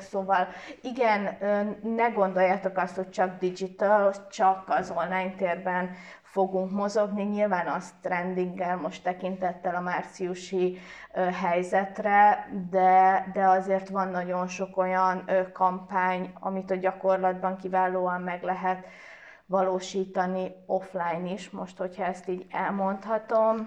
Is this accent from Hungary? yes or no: yes; Pécs, Baranya, Hungary; én kicsi Pécsiként